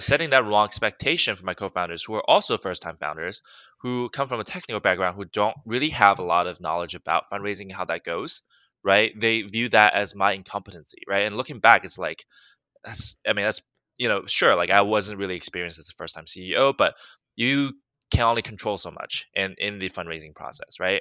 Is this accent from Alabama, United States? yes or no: yes; Alabama, United States; moved away as an adult; now in Los Angeles, United States; I grew up in Alabama, went to school in Alabama